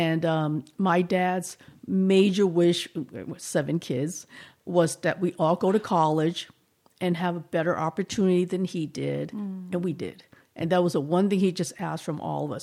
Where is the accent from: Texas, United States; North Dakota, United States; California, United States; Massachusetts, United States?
Massachusetts, United States; Boston; accent: slight Boston; moved away as an adult; now in San Luis Obispo, United States; I grew up there and actually right in Chinatown